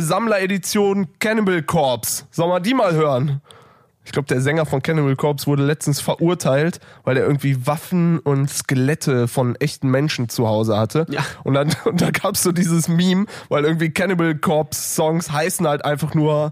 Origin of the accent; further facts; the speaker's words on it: near Düsseldorf, North Rhine-Westphalia, Germany; now in Berlin, Germany; ich wohne so nah an Holland